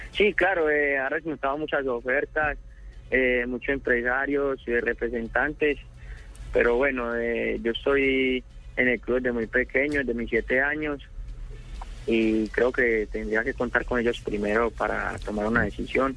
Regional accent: Medellín, Antioquia, Colombia; soy de la Comuna 13 de Belencito

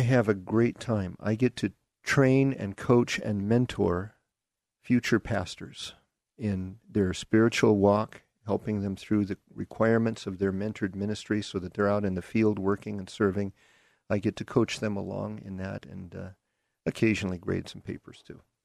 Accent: Seattle, Washington, United States; accent: Seattle; also born or lived in Derby, Kansas; I grew up in, uh, Seattle

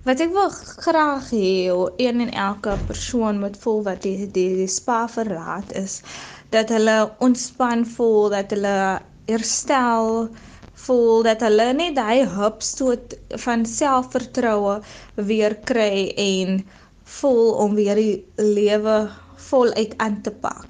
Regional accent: Atlantis, Western Cape, South Africa; Ek is van Atlantis. Ek is 26 jaar oud. Ek het my skoolloopbaan hier in Atlantis voltooi.

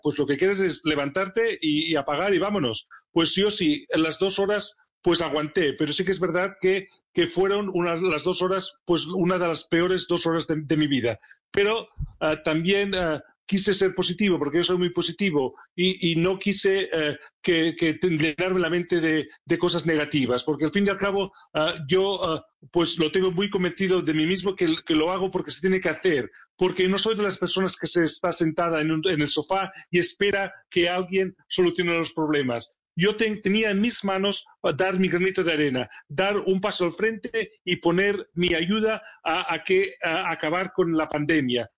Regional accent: Barcelona, Catalonia, Spain; moved away as an adult; now in Sheffield, United Kingdom; Barcelona, es mi ciudad natal

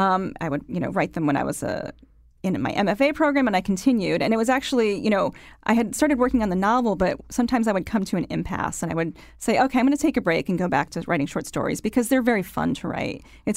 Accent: Connecticut, United States; So when I say I'm from Connecticut, people say, oh, and they kind of shake their head because they think they know where I'm coming from.

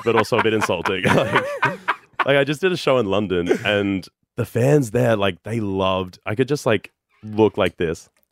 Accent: Brisbane, Queensland, Australia; moved away as an adult; also born or lived in New York City, United States; I grew up in the Redlands, which is, like, like Bayside suburbs

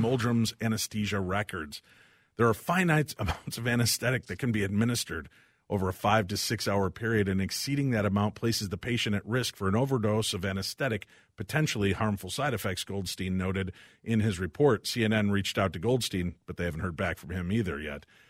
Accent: Illinois, United States; I grew up in Illinois

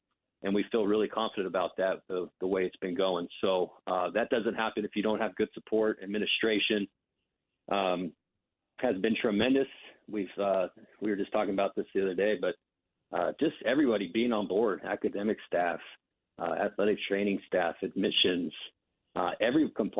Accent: West Coast, United States; You know, I grew up on the West Coast, got a chance to play on the East Coast. I actually played in a few different countries.

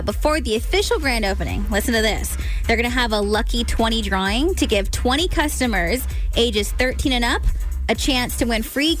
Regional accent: Stockton, California, United States; moved away; in Stockton, my hometown

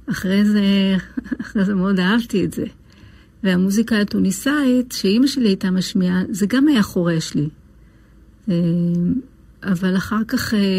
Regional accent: Lod, Central District, Israel; אני נולדתי בעיר לוד.

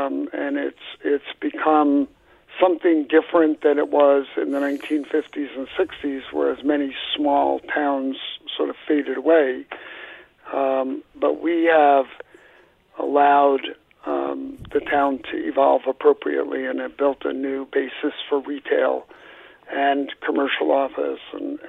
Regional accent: Brooklyn, New York, United States; also born or lived in Long Island / Mystic, Connecticut; now in Essex, United States; I'm from Brooklyn, New York, having ended up here, my path was Brooklyn, Long Island, Mystic, and then here since 1985 when I moved my company here.

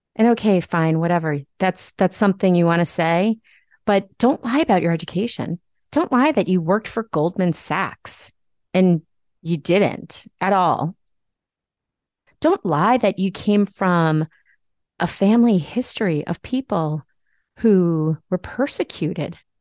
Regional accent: Nassau County, New York, United States; my hometown Republicans in Nassau County

